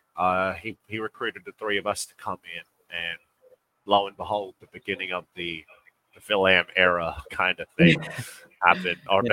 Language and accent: English; Western Australia, Australia; moved away as an adult; also born or lived in Georgia, United States; now in Philippines; We're both born in Australia, uh, born and raised